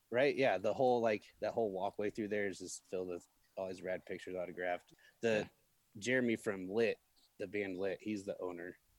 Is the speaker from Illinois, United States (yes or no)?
yes; Peoria, Illinois, United States; I grew up in Peoria, fucking Illinois.